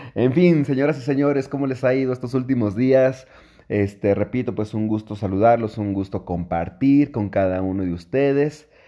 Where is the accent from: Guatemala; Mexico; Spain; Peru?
Mexico; Mexico City; yo soy de la Ciudad de México